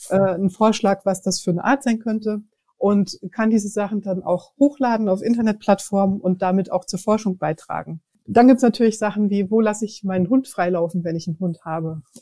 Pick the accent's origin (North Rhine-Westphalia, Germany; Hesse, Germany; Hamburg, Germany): Hesse, Germany; Frankfurt; Ich persönlich mag die Schwanheimer Düne wirklich sehr gern ich bin dort in der Nähe aufgewachsen und das war für mich als Kind schon so ein Ausflugsziel mit dem Fahrrad in die Düne.